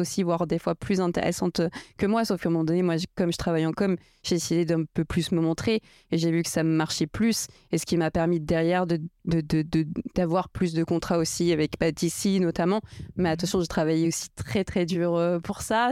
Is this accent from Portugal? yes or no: yes; Portugal; je suis portugaise